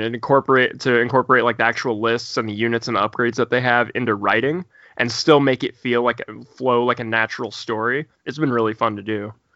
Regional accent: Indiana, United States; also born or lived in Bloomington, Indiana; I'm from Indiana. Uh, I currently live in Bloomington

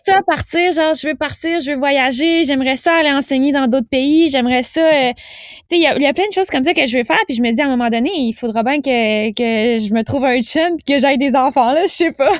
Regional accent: Pont-Rouge, Quebec, Canada; moved away as an adult; now in Montreal, Canada; je venais de Québec. Euh, ben, en fait, je viens de Pont-Rouge, qui est un petit village

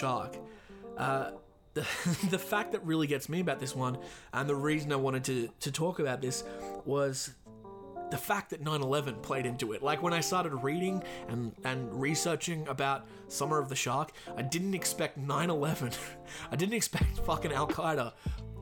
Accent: Australia; my home country of Australia

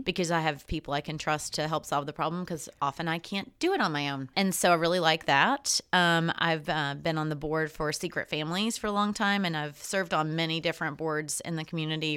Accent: Greeneville, Tennessee, United States; moved away; Andrew Johnson was from my hometown. He had his, his, uh, tailor shop and two houses were in Greenville

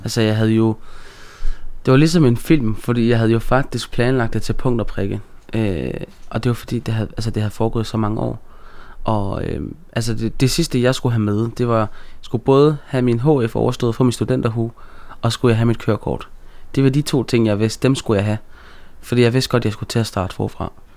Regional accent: Aarhus, Central Denmark Region, Denmark; jeg er jo født og opvokset i Gellerparken øh, i Aarhus

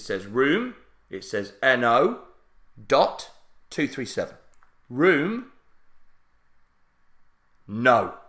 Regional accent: Barnsley, Yorkshire and the Humber, United Kingdom; there is East Yorkshire, but I'm from South Yorkshire.

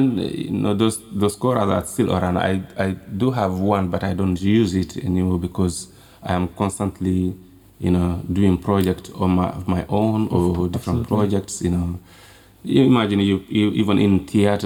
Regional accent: Kolda, Senegal; when I was growing up in Kolda

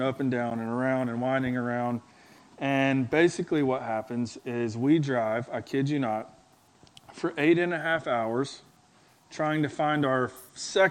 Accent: Gadsden, Alabama, United States; moved away; I'm from Gadsden, Alabama, so it's like halfway between Birmingham and Fort Payne

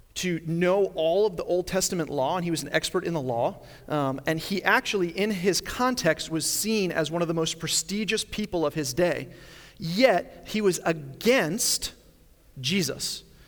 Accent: Long Island, New York, United States; moved away; I grew up in Long Island, New York

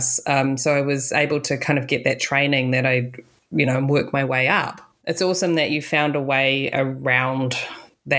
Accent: New Zealand; moved away as an adult; now in Los Angeles, United States; I come from New Zealand

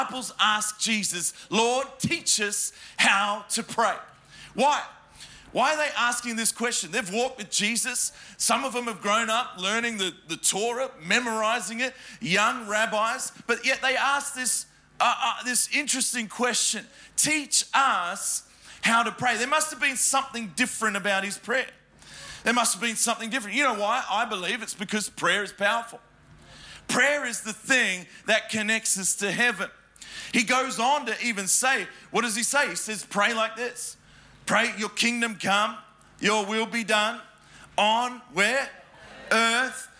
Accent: Adelaide, South Australia, Australia; now in Melbourne, Australia; So I was born in Adelaide, in a tiny country town and called Adelaide. If you blink, you miss it. And I grew up there.

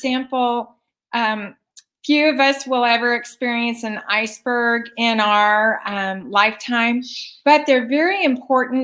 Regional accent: Wichita, Kansas, United States; from Wichita, Kansas, which is home to two of the largest privately owned Fortune 500 companies

